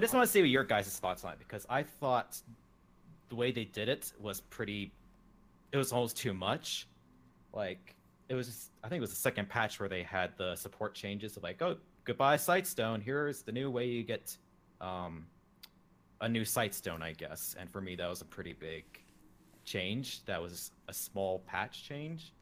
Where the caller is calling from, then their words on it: Salt Lake City, Utah, United States; I'm calling from Salt Lake City, Utah